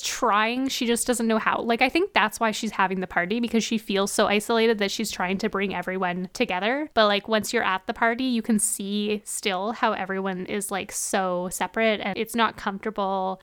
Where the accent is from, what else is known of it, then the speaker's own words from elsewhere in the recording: Canada; we're Canadian